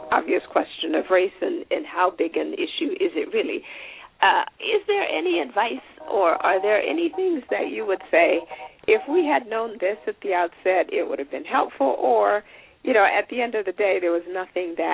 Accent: Zimbabwe; now in United States; as an African who came into this country, and I grew up in Zimbabwe where everybody looked like me, right?

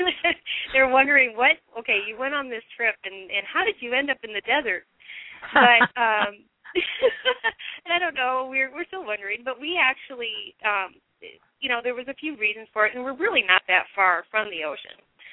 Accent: Minnesota, United States; moved away as an adult; also born or lived in Seattle, Washington; I grew up in Minnesota, in the middle of a cornfield, with some lakes and water skiing and things like that.

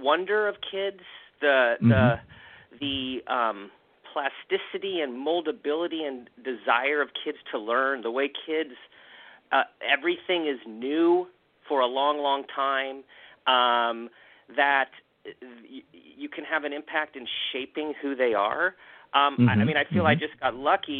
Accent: Southern California, United States; born and raised in Southern California, have a younger brother, two parents who's they're still living, and my folks are still living in the same place I grew up in.

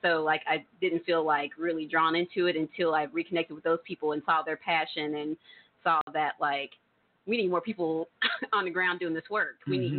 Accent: Tulsa, Oklahoma, United States; Well, I was born right here in North Tulsa.

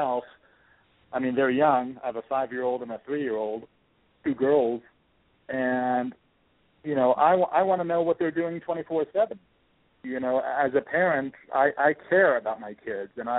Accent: Washington, District of Columbia, United States; moved away as an adult; also born or lived in Michigan; I was born and raised in Washington, D.C.

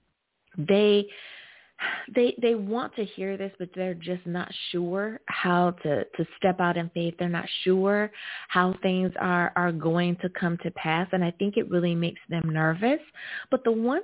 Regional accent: United States; my home country, of course, the good old U.S. of A.

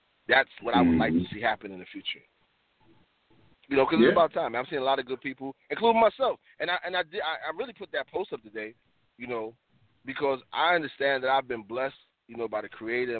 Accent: New York City, New York, United States; I'm from Harlem, you know, the Bronx.

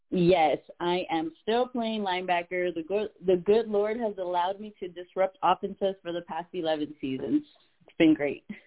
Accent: Laredo, Texas, United States; I'm from Laredo

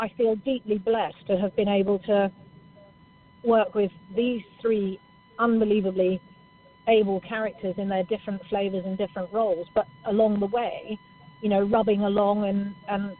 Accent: Scotland, United Kingdom; I'm Scottish

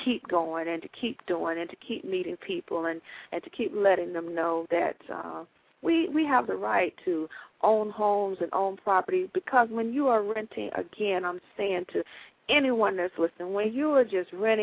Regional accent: Georgia, United States; I grew up in Georgia

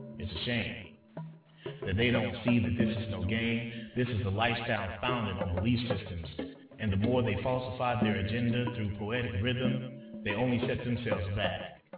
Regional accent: Georgia, United States; Alice Walker, from my home state in Georgia, from the small town of Eatonton

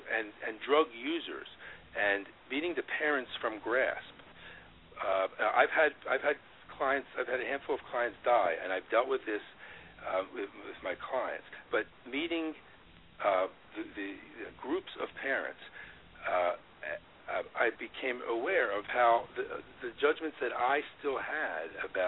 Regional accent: Woodstock, New York, United States; I'm like an ex-hippie. I grew up in Woodstock and peace and love

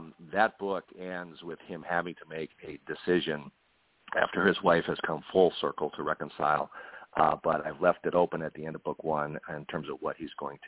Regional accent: Milwaukee, Wisconsin, United States; my hometown, the Milwaukee area

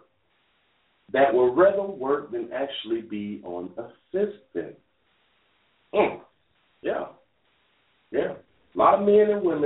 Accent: Dade County, Florida, United States; I'm from Dade County

